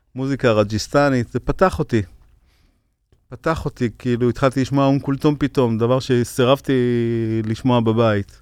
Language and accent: Hebrew; Ashdod, Southern District, Israel; שגדלנו באשדוד, העולים חדשים ממרוקו, אני היחידי שנולדתי בארץ